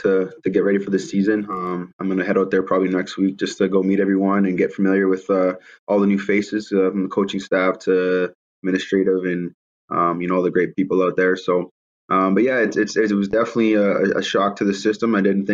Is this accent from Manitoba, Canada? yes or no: yes; Winnipeg, Manitoba, Canada; born or raised there